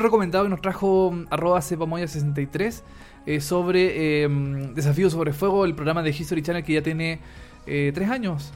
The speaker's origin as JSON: {"language": "Spanish", "country": "Chile", "said": "yo soy más más chileno, así, más chilenito"}